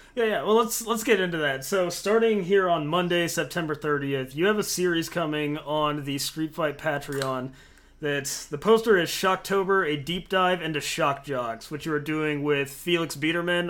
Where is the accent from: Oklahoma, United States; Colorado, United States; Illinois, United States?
Oklahoma, United States; Oklahoma City; we're all from Oklahoma City